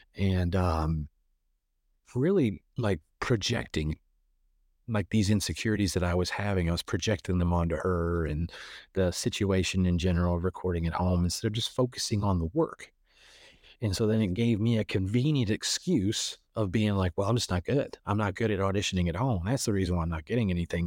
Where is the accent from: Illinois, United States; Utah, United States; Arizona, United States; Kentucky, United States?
Kentucky, United States; moved away as an adult; also born or lived in Chicago; originally I'm from Kentucky, so I'm from a very small town in Kentucky